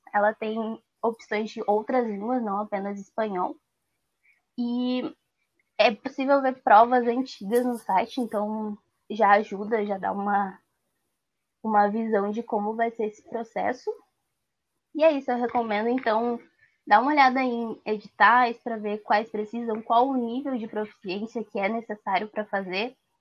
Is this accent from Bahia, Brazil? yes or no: no; Porto Alegre, Rio Grande do Sul, Brazil; eu nasci e vivo na Restinga